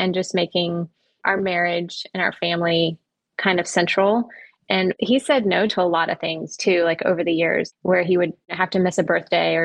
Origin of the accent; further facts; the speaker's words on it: Orlando, Florida, United States; I grew up in Orlando, Florida